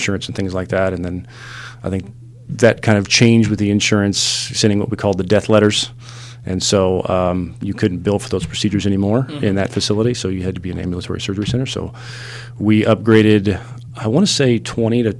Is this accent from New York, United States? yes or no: no; Midland, Texas, United States; I grew up in West Texas in a little town called Midland. I know I don't sound like it. Sometimes